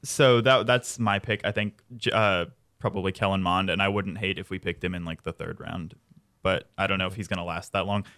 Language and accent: English; St. Louis, Missouri, United States; I'm from the Saint Louis area